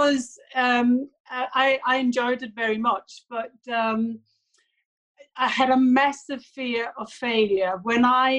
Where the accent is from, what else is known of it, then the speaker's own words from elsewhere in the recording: Denmark; moved away as an adult; now in England; I'm Danish, and I grew up in Denmark